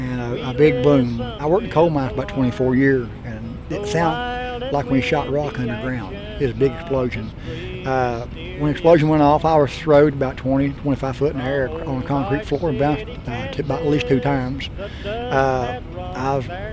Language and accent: English; Richlands, Virginia, United States; I'm from Southwest Virginia, a little town called Richlands, Virginia